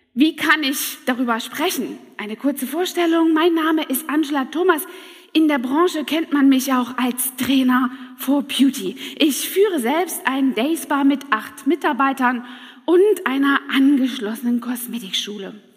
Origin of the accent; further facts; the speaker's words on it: Saxony, Germany; moved away; also born or lived in Hunsrück; aus Sachsen, aus meinem Heimatland